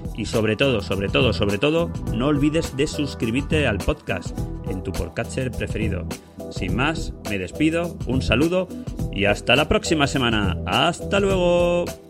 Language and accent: Spanish; Ibi, Valencian Community, Spain; mi pueblo, que yo soy de Ibi, Alicante